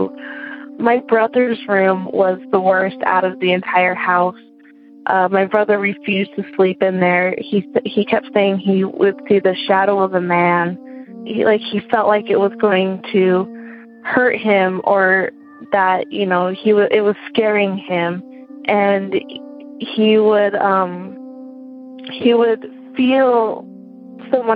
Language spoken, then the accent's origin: English; Utah, United States; moved away as an adult; now in Connecticut, United States; I'm from Utah, but currently living in Connecticut while I attend grad school